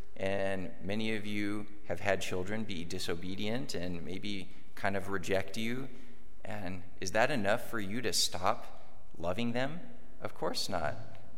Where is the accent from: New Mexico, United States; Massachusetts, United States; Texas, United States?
New Mexico, United States; moved away; I'm a seminarian from New Mexico.